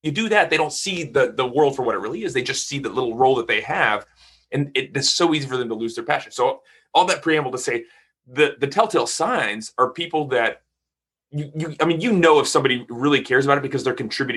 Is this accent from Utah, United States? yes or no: no; Texas, United States; I'm from Texas